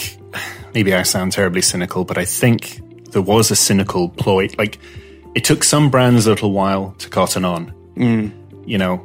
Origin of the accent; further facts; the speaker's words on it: Malta; I'm half Maltese. I grew up in Malta